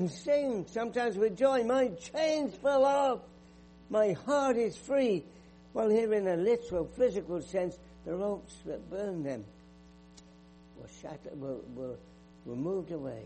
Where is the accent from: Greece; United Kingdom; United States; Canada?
United Kingdom; England; moved away; I grew up in England. You can tell from my accent